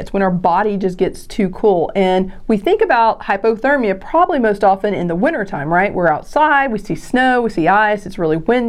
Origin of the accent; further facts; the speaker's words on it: Tennessee, United States; now in Kentucky, United States; I grew up in Tennessee in the area of Tennessee Valley Authority, so we had lots of lakes